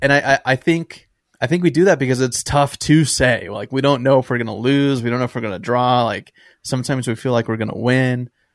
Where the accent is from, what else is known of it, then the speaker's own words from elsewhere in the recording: San Diego, California, United States; we're both from San Diego